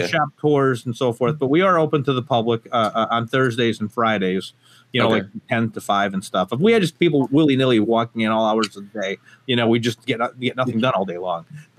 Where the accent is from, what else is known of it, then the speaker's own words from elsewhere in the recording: Connecticut, United States; also born or lived in Portugal; basically Connecticut born and bred